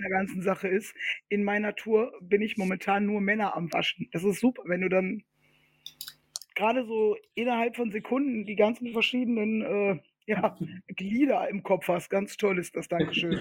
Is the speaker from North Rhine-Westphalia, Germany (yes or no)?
yes; Ruhr area, North Rhine-Westphalia, Germany; Wir sind ja aus dem Ruhrpott